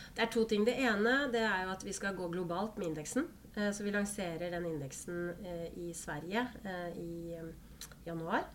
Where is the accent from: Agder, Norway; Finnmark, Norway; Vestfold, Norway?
Vestfold, Norway; Holmestrand; also born or lived in Bøler, Oslo; Jeg er fra Holmestrand